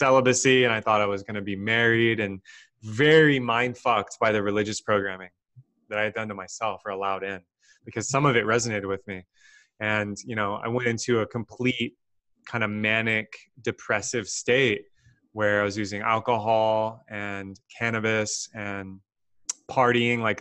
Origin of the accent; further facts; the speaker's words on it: Texas, United States; I was born and raised in Texas